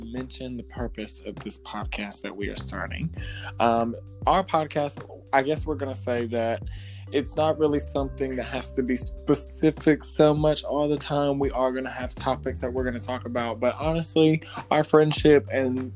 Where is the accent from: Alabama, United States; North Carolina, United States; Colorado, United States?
North Carolina, United States; Leland; Repping for the hometown